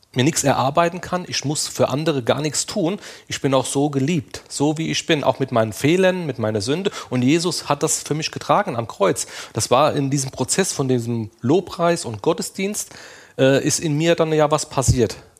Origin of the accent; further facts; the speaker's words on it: Limburg an der Lahn, Hesse, Germany; ich bin aus Limburg an der Lahn